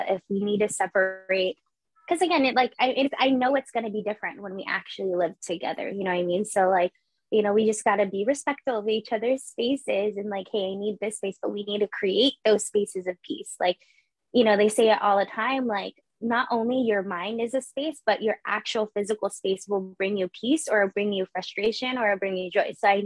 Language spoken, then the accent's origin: English; San Jose, California, United States; I was born and raised in San Jose